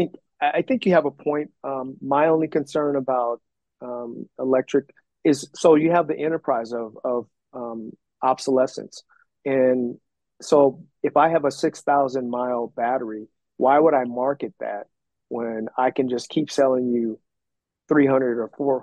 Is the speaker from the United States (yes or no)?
no; South Korea; I'm from Korea, but I've been there. I've been back since as an adult.